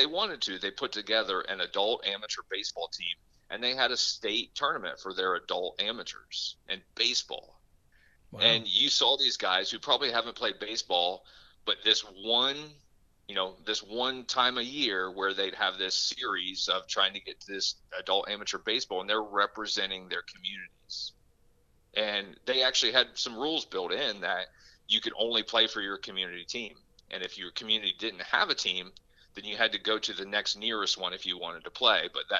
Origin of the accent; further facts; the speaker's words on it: Pittsburgh, Pennsylvania, United States; hey, I'm from Pittsburgh, I've always grew up not liking Cleveland, you know, so why can't I compete against them?